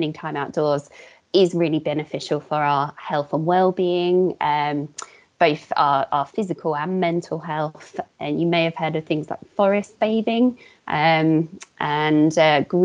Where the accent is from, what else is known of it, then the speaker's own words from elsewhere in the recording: Portsmouth, South East England, United Kingdom; now in Hertfordshire, United Kingdom; I grew up in Portsmouth, where there's slightly less access to green spaces.